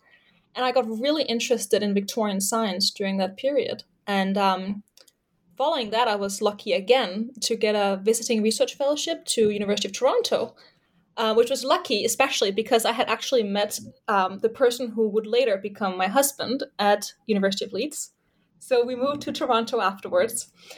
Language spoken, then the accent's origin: English; Denmark; English is a second language; I'm originally from Denmark.